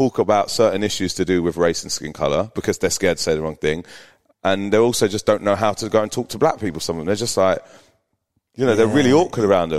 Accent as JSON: {"language": "English", "region": "London", "country": "United Kingdom", "tie": "born or raised there", "moved": "as an adult", "lives_now": "Brisbane, Australia", "said": "growing up in South London."}